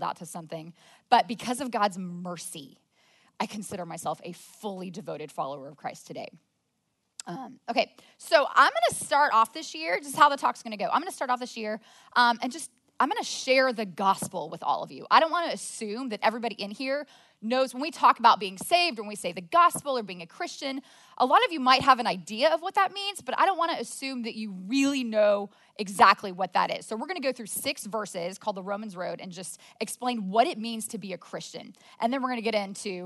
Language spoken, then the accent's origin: English; Plano, Texas, United States; I was born and raised in Plano